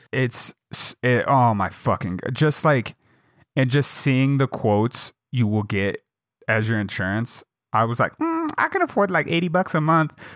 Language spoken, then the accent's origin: English; Jackson, Wyoming, United States; now in Bozeman, United States; my hometown, in Jackson